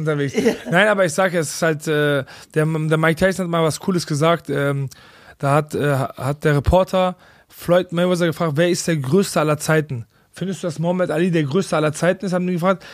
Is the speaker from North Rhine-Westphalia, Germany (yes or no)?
yes; Bochum, North Rhine-Westphalia, Germany; ich komme aus Bochum